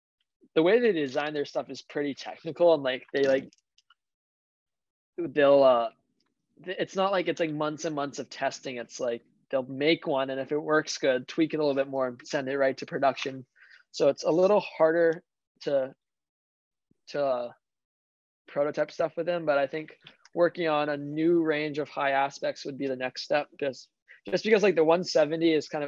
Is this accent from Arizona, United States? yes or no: no; Honolulu, Hawaii, United States; I grew up in Waikiki